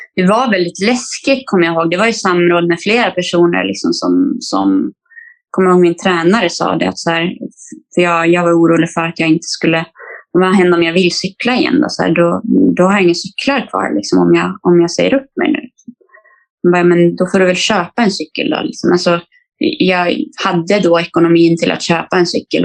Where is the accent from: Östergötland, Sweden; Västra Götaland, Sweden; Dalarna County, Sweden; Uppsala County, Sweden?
Dalarna County, Sweden; Falun; moved away as an adult; also born or lived in Stockholm; Jag flyttade från, från min hemstad Falun